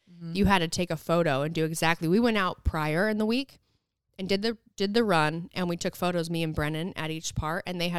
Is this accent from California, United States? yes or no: yes; Santa Cruz, California, United States; However, though, we're from Santa Cruz.